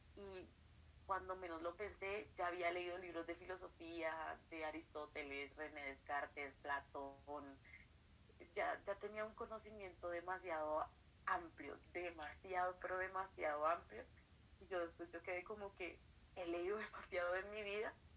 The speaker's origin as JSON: {"language": "Spanish", "country": "Colombia", "said": "soy de Colombia, estoy actualmente en la ciudad de Bogotá, la capital del país."}